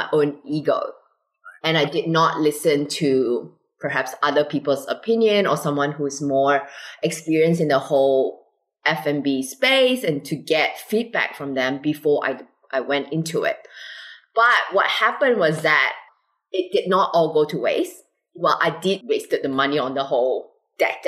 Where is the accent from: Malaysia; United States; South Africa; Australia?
Malaysia; now in Singapore; I'm originally from Malaysia